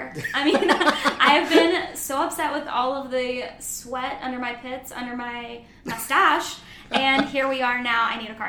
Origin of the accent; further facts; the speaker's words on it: Dalton, Georgia, United States; my hometown, Dalton, Georgia